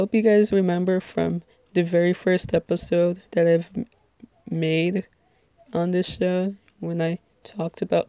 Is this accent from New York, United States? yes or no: no; Little Ferry, New Jersey, United States; I'm from Little Ferry, New Jersey, which, if you're not familiar with, it is in Bergen County